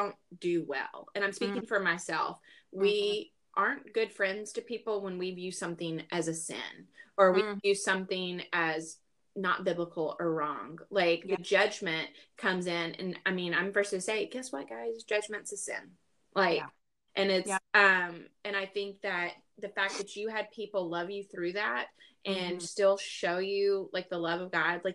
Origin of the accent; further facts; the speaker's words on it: the South, United States; we're from the South